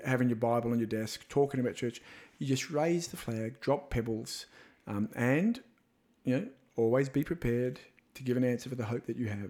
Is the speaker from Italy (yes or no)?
no; Australia; being an Aussie